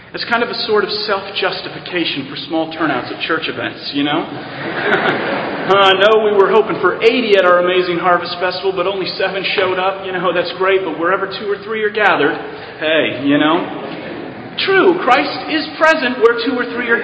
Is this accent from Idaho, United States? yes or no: no; Arizona, United States; moved away as an adult; also born or lived in Navajo Nation, Arizona / Yuma, Arizona; now in New York City, United States; I come from originally from Arizona and the Navajo Indian Reservation. That's where I lived for 8 years